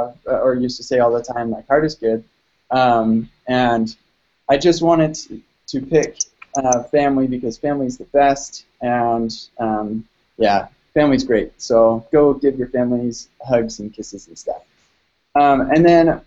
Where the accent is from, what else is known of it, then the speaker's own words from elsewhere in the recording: United States; I'm an American, so we celebrated the 4th of July